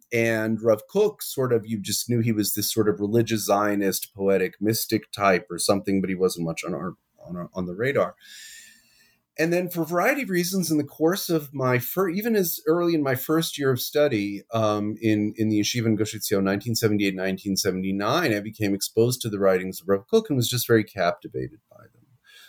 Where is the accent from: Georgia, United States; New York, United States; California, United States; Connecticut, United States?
New York, United States; New York City; now in Jerusalem, Israel; I'm originally from New York. I grew up on the west side of Manhattan. I always hasten to add the pre-gentrified west side of Manhattan.